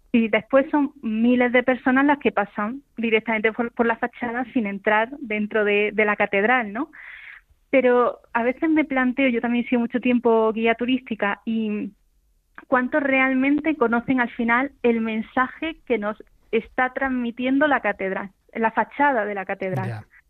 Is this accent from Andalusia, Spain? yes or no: yes; Granada, Andalusia, Spain; Granada, porque es mi tierra